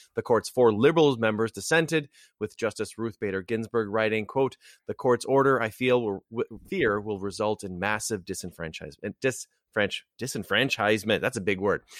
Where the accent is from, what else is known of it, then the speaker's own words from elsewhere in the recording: Wisconsin, United States; my home state of Wisconsin